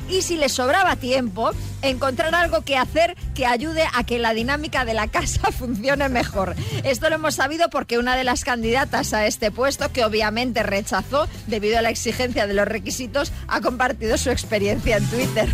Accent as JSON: {"language": "Spanish", "town": "Esplugues de Llobregat", "region": "Catalonia", "country": "Spain", "tie": "born or raised there", "said": "Que es de mi pueblo, Javi, que yo soy de Esplugas también."}